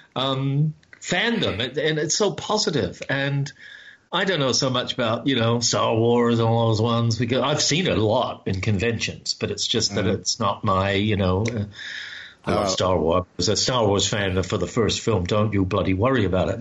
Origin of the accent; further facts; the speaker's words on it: New Zealand; for me as a New Zealander